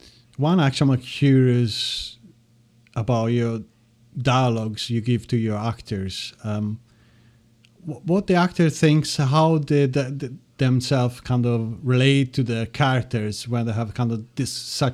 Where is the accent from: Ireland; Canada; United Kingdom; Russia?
Ireland; I was used to from Ireland anyway. It's quite similar. Get four seasons in a day.